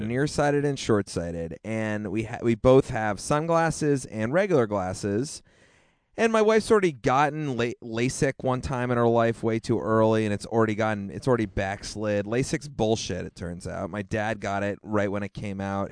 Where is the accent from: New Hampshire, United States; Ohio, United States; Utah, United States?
New Hampshire, United States; Hanover; moved away; I am back in my hometown